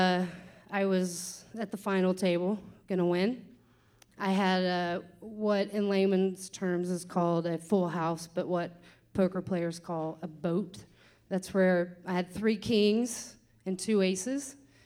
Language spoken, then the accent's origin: English; Kentucky, United States; I'm from Kentucky